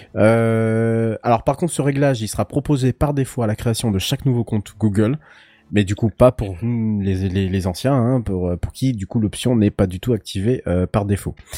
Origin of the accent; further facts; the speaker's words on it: Brittany, France; en tant que Breton